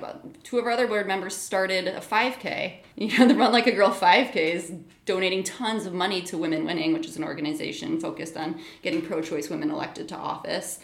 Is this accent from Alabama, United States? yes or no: no; Michigan, United States; moved away as an adult; also born or lived in New York / Indiana / Chicago / Oklahoma; now in Minneapolis, United States; I was born in New York, spent most of my childhood in Michigan